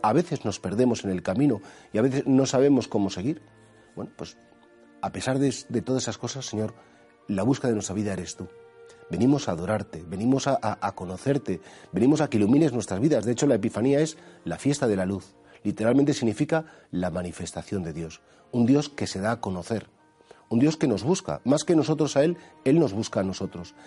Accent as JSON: {"language": "Spanish", "country": "Spain"}